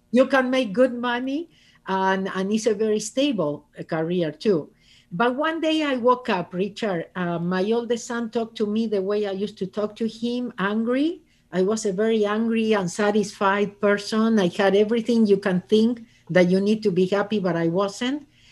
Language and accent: English; Argentina; English is a second language; moved away as an adult; now in Los Angeles, United States; I am originally from Argentina, and I moved to Los Angeles thirty-seven years ago.